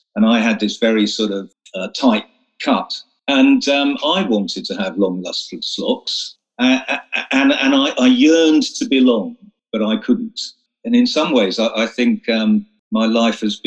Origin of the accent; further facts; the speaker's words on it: Romford, East of England, United Kingdom; moved away as an adult; also born or lived in Oxford; now in London, United Kingdom; I grew up in Essex.